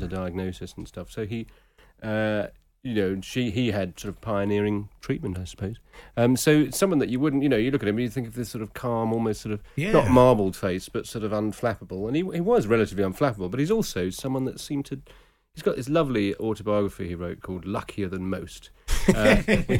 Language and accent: English; Northamptonshire, East Midlands, United Kingdom; The village I grew up in Northamptonshire, in my teens, there was only one shop in it